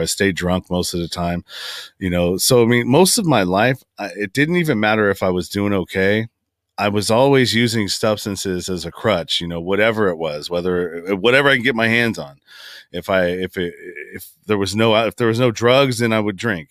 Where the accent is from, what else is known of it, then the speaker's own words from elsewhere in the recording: San Francisco Bay Area, California, United States; I grew up in the Bay Area, San Francisco Bay Area. I'm from Northern California, and that's where I currently reside now.